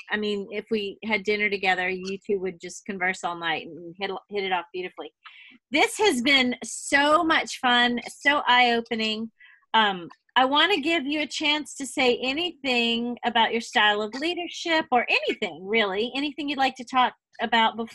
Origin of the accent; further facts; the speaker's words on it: the South, United States; especially because I am from the South and I am known to be, you know, Susie Sunshine, that sort of thing.